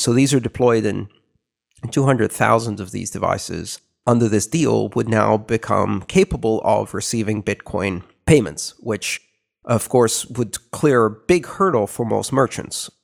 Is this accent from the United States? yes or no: no; Greece; moved away; growing up in Greece